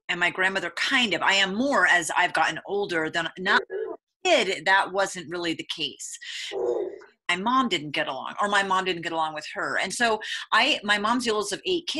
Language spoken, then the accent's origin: English; Vermont, United States; moved away; also born or lived in Alaska / Reno, Nevada; where I grew up in Vermont